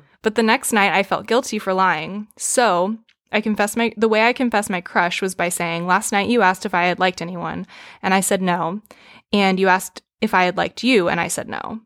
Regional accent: the South, United States; growing up in the South

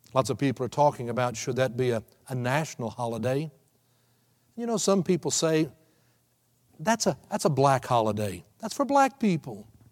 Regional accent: Texas, United States; moved away as an adult; now in Oklahoma City, United States; I have spent still more than half my life growing up in Texas

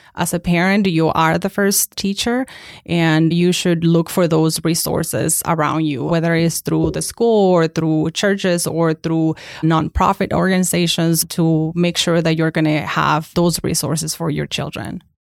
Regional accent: Mexico; English is a second language; moved away as an adult; now in United States; I was born and raised in Mexico until the age of eighteen

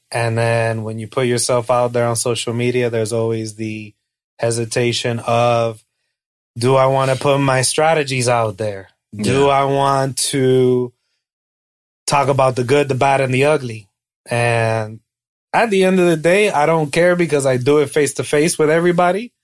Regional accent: Hialeah, Florida, United States; I'm from Miami. I'm a Chico from Hialeah

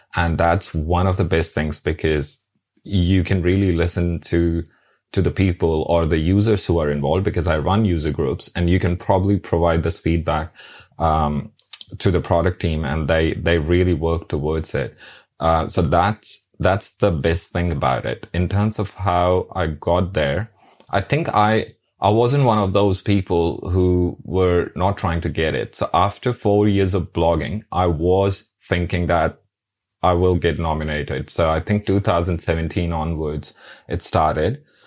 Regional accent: New Delhi, Delhi, India; now in Brisbane, Australia; originally I'm from New Delhi

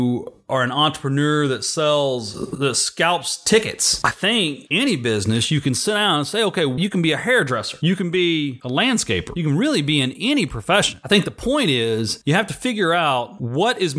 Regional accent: Rockwall, Texas, United States; Rockwall, Texas, my hometown

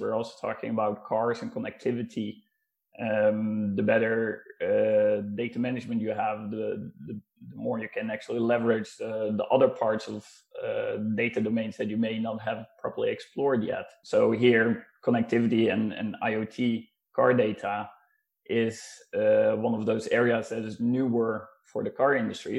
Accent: Netherlands; moved away as an adult; now in Norway; I'm actually originally from the Netherlands and uh, moved to Norway uh, back in uh, 2016

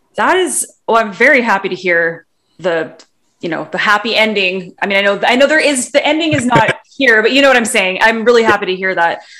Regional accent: Vancouver, British Columbia, Canada; I'm from Vancouver too

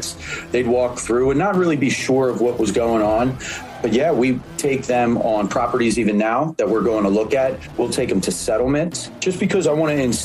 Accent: Philadelphia, Pennsylvania, United States; Born and raised in Philadelphia in the inner city

